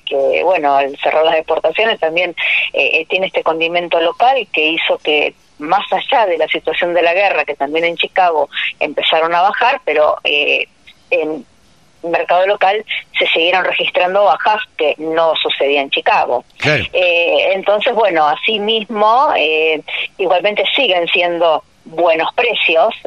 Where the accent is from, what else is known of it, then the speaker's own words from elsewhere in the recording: Bigand, Santa Fe, Argentina; en mi pueblo, o sabes que yo estoy de Vigán, provincia de Santa Fe